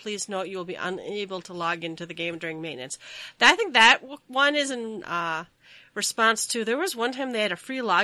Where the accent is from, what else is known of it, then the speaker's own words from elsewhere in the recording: Minnesota, United States; I'm from Minnesota